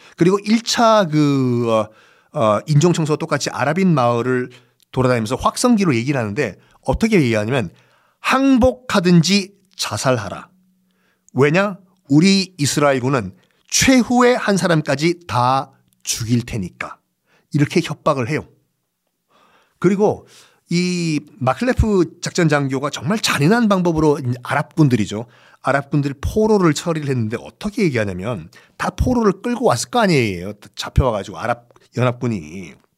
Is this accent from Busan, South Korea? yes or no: yes; Busan, South Korea; 고향이 부산이니까